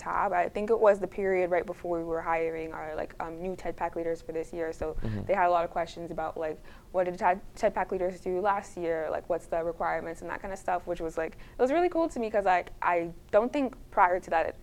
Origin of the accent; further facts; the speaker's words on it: Toronto, Ontario, Canada; a kid coming from Scarborough